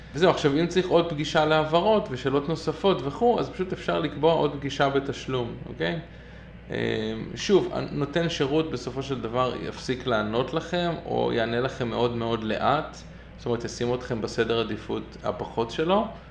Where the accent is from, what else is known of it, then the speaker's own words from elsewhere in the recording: Israel; now in Brooklyn, United States; אני ישראלי מצוי